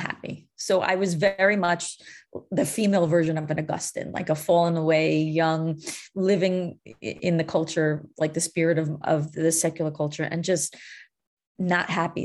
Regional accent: New York, United States; I'm born and raised in New York

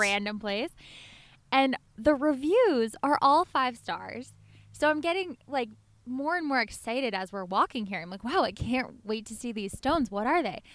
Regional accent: Los Angeles, California, United States; I grew up in Los Angeles

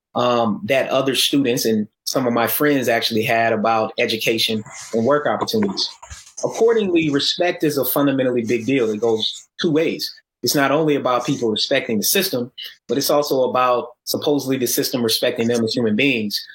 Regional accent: Atlanta, Georgia, United States; also born or lived in Tennessee; I grew up in Atlanta, and I'm originally from Tennessee

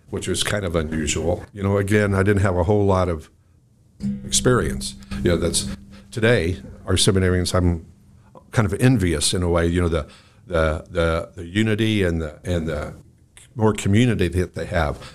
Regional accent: Mattoon, Illinois, United States; when I was growing up in Mattoon

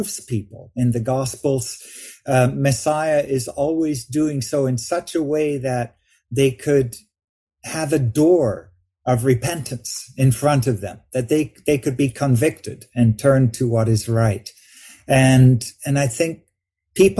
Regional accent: Vancouver, British Columbia, Canada; I grew up in Vancouver, Canada.

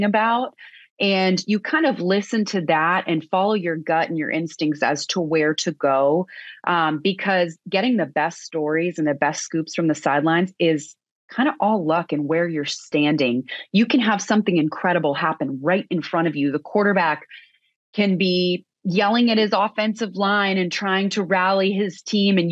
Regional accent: outside of San Francisco, California, United States; moved away as an adult; also born or lived in Boston; I grew up outside of San Francisco as a huge diehard Giants fan

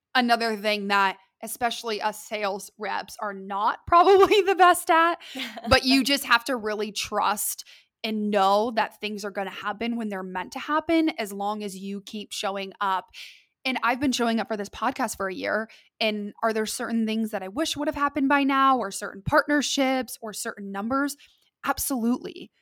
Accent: Columbus, Ohio, United States; moved away as an adult; also born or lived in Lexington, Kentucky; now in Dallas, United States; I am from Columbus, Ohio, originally. I was born and raised there

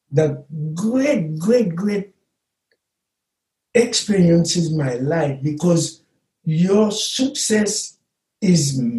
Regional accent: Haiti; moved away as an adult; now in Chicago, United States; Haiti is my soul, United States is my mind.

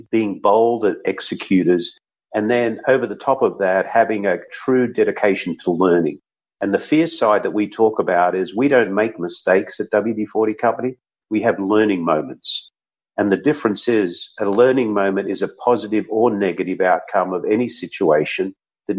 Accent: Australia; moved away as an adult; now in San Diego, United States; I'm an Aussie

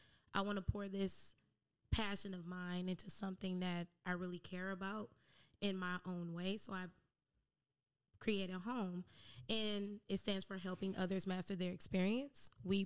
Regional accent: Detroit, Michigan, United States; now in San Diego, United States; So, pretty much, I'm from Detroit and currently in San Diego.

